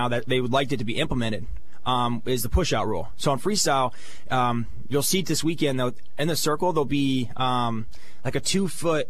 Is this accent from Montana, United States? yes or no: no; State College, Pennsylvania, United States; my hometown, my home fan base